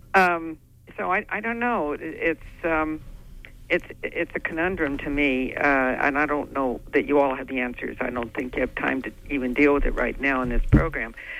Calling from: Orland, Maine, United States; I'm calling from Orland.

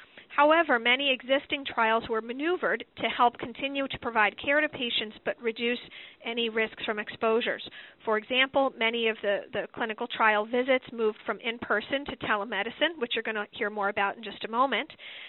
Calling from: Boston, Massachusetts, United States; I'm calling in from Dana-Farber Cancer Institute in Boston, Massachusetts.

